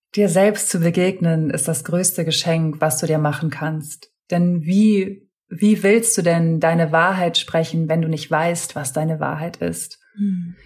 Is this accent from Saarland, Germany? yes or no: no; Hamburg, Germany; moved away as an adult; also born or lived in Berlin; ich komme gebürtig aus Hamburg, habe zu der Zeit auch in Hamburg gewohnt